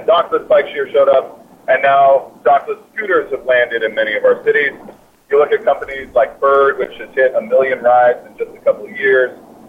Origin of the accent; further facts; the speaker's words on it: Ireland; Well, I was just in Ireland, and I'm Irish, so it's pretty simple.